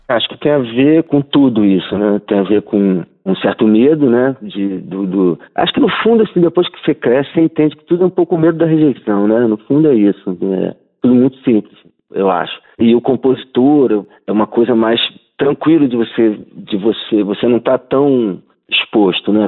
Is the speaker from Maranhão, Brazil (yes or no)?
no; Rio de Janeiro, Brazil; accent: carioca chiado; O nosso sotaque chiado, né? Essa coisa do carioca de falar chiado, de carregar no X